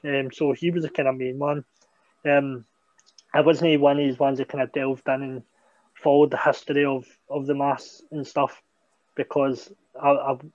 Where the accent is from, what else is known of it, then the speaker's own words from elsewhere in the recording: Scotland, United Kingdom; a school opening up in my hometown